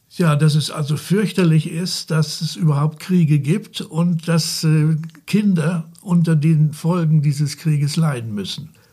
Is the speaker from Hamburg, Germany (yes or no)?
no; Esens, Lower Saxony, Germany; ich bin hier in Esens aufgewachsen